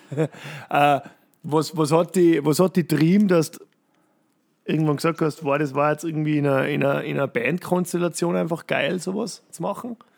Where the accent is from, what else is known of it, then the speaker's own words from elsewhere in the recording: Tyrol, Austria; Bei uns in Tirol